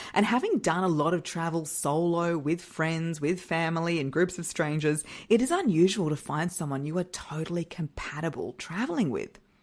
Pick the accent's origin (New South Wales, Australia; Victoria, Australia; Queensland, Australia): Queensland, Australia; Brisbane; we are flying out of my hometown, Brisbane, Australia.